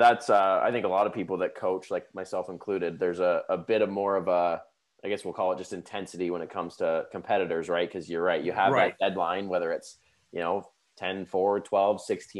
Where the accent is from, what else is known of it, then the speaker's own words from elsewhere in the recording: Canada; I'm from Canada.